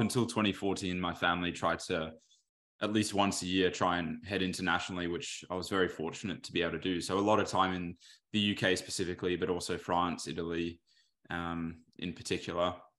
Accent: Australia; my dad's from the U K. My mum's was born here.

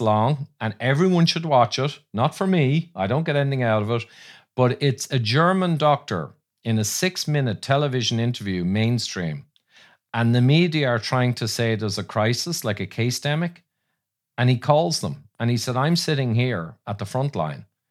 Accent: Ireland; I'm fighting Irish

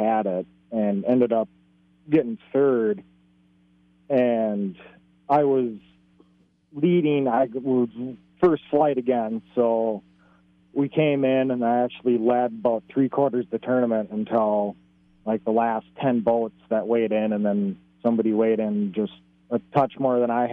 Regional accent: Excelsior, Minnesota, United States; In Excelsior, pretty like about a mile out of Excelsior, in between Carson's Bay and St. Albans Bay. Pretty much fished out here my entire life

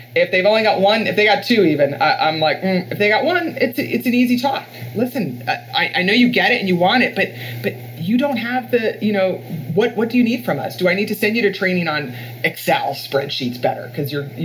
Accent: Florida, United States; This is California where there's hills. And I'm from Florida where it's all flat.

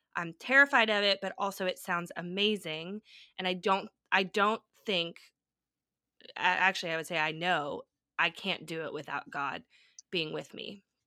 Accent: California, United States; moved away as an adult; also born or lived in Nashville; moving back to my home state in California

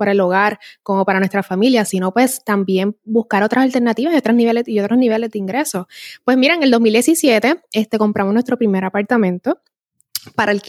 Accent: Puerto Rico; Como personas, como puertorriqueños y nos hace valorar tanto lo, que tenemos en la isla que es increíble.

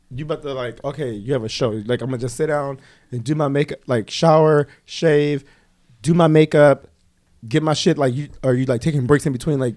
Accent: Los Angeles, California, United States; I grew up in Watts

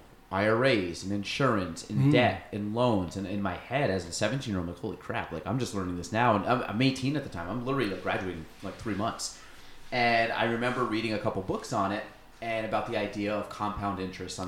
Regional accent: Chazy, New York, United States; I grew up in Chazy. So, I mean, I was local in the area

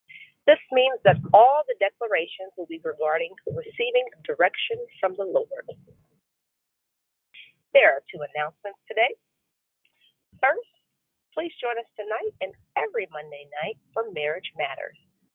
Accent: Arizona, United States; I'm a teacher from Arizona.

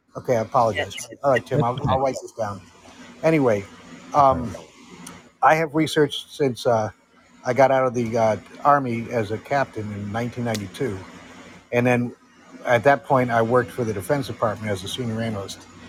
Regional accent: Netherlands; moved away as an adult; also born or lived in Connecticut, United States / California, United States; And I grew up in the Netherlands. Uh, I went to high school there in 1969 to 1973.

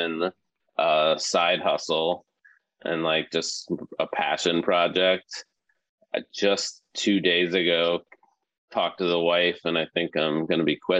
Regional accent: Bloomington, Illinois, United States; moved away as an adult; also born or lived in Madison, Wisconsin / Ohio; now in Bay Area, United States; I'm originally from Illinois. Bloomington, Normal.

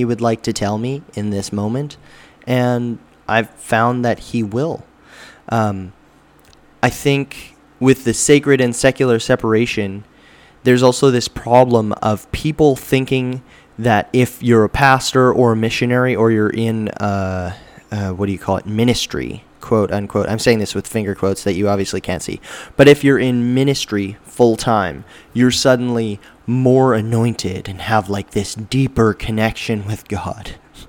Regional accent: Alberta, Canada; now in British Columbia, Canada; I'm from Alberta, so the humidity there is way low

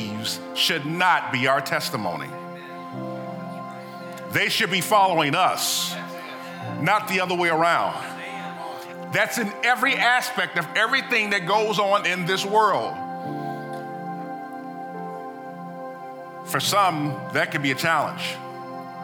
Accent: United States; as Americans

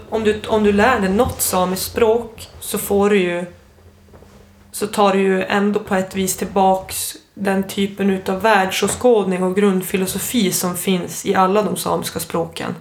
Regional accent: Storuman, Västerbotten County, Sweden; first language Ume Sami; Jag växte upp i Losby i Storuman

